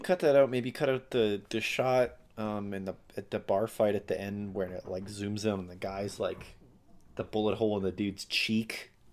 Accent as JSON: {"language": "English", "region": "Alberta", "country": "Canada", "said": "I'm from Alberta"}